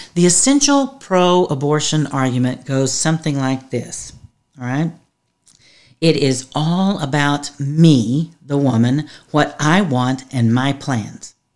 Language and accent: English; Texas, United States; I'm from Texas